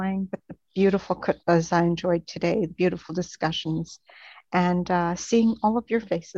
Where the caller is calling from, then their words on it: Ottawa, Ontario, Canada; And I'm joining you from Ottawa, Canada.